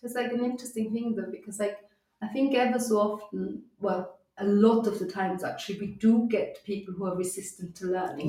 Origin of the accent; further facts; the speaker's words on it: Austria; first language German; English is a second language; now in United Kingdom; growing up in Austria, um, we where, where we speak a strong dialect